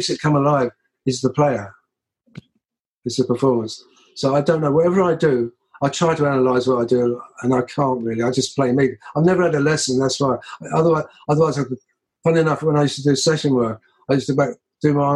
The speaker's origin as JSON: {"language": "English", "region": "London", "country": "United Kingdom", "tie": "born or raised there", "said": "I grew up in the East End of London."}